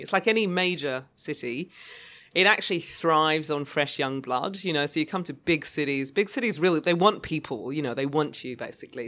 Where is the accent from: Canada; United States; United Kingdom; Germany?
United Kingdom; Lewis, Outer Hebrides, Scotland; also born or lived in Obuasi, Ghana; now in Australia; I actually grew up between the Outer Hebrides and West Africa, Ghana, Obuasi.